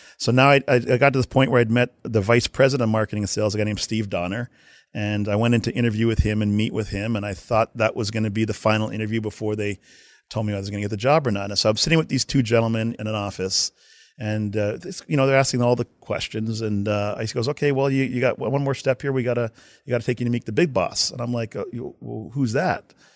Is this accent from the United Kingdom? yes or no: no; Winnipeg, Manitoba, Canada; moved away; I'm from Winnipeg, Canada.